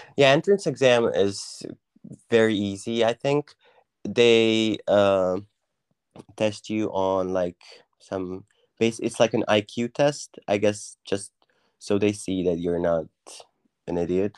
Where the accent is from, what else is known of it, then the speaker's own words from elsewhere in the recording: Croatia; moved away as an adult; also born or lived in Wiener Neustadt, Austria; now in Austria; I'm from, uh, Croatia, and, uh, I'm a student currently. I study in Austria.